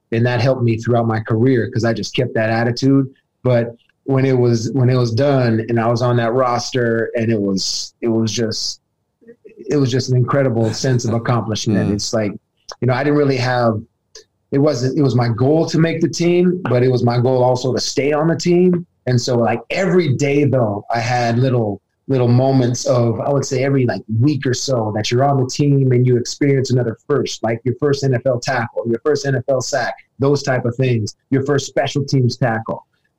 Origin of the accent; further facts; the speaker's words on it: Arizona, United States; They named that package Cactus because I'm from Arizona.